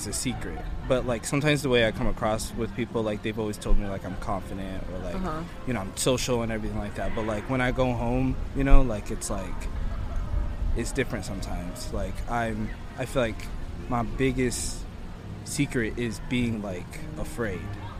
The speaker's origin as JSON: {"language": "English", "town": "Plainfield", "region": "New Jersey", "country": "United States", "tie": "born or raised there", "moved": "yes", "lives_now": "San Diego, United States", "said": "I was born in New Jersey, Plainfield, and I'm living in Hillcrest, San Diego now"}